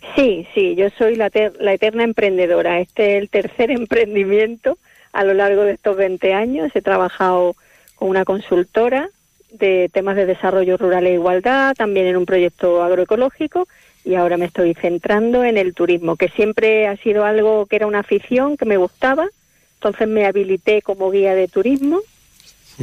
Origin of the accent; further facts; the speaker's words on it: Córdoba, Andalusia, Spain; also born or lived in Madrid; now in Palencia, Spain; sí, soy de Córdoba